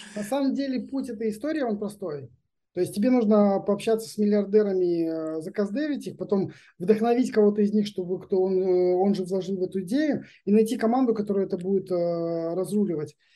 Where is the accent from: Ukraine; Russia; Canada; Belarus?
Belarus; now in Israel; мы из из Беларуси приехали